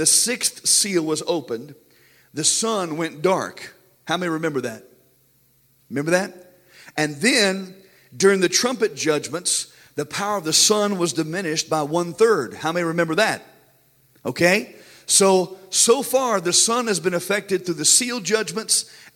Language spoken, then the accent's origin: English; United States; we as American Christians